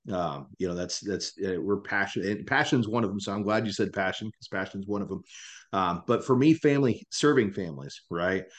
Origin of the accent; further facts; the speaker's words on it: Salina, Kansas, United States; moved away as an adult; also born or lived in Dallas, Texas; now in Texas, United States; I'm from Salina, Kansas originally